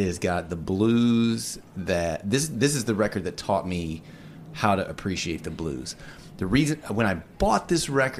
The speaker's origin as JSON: {"language": "English", "town": "Nashville", "region": "Tennessee", "country": "United States", "said": "I'm from Nashville"}